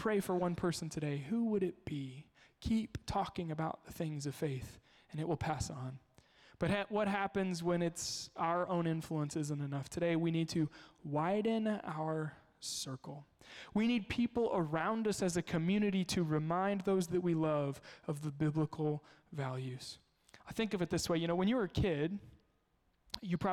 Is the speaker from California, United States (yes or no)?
no; Kansas, United States; moved away; I grew up in Kansas.